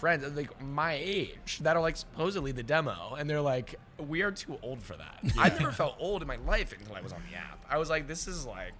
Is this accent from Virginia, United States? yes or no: yes; McLean, Virginia, United States; I'm from Fairfax County.